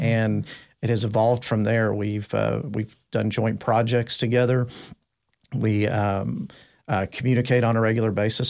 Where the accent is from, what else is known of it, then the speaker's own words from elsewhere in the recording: Dallas, Texas, United States; I, I grew up in North Dallas. I went to school in, uh, Richardson, I S D